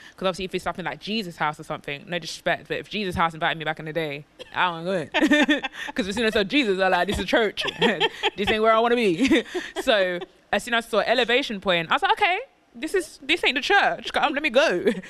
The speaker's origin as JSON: {"language": "English", "country": "United Kingdom", "tie": "born or raised there", "said": "we were born and raised in Britain"}